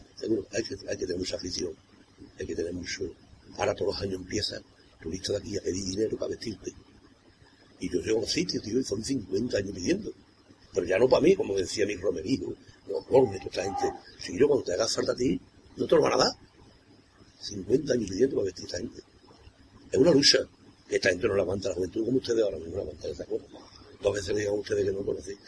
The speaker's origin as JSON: {"language": "Spanish", "area": "Cádiz", "region": "Andalusia", "country": "Spain", "said": "Yo soy Cádiz"}